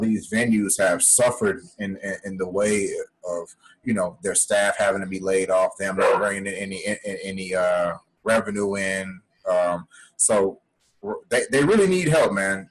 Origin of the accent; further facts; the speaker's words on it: Chicago, Illinois, United States; we're both from Chicago